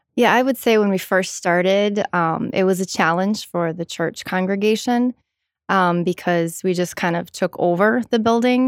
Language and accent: English; Madison, Wisconsin, United States; born and raised, uh, just a couple of miles from here, um, near the campus